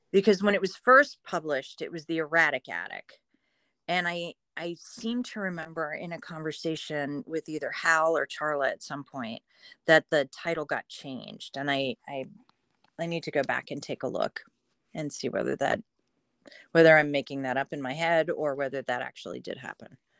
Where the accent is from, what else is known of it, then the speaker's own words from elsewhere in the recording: Point Pleasant, New Jersey, United States; now in Pittsburgh, United States; I grew up in Point Pleasant, New Jersey